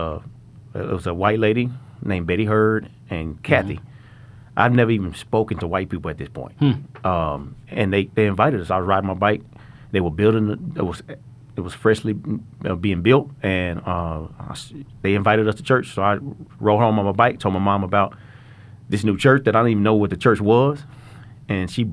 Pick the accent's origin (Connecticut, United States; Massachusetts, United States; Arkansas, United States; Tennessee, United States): Arkansas, United States; Little Rock; I grew up in Little Rock, Arkansas, at Whispering Hills Mobile Home Parks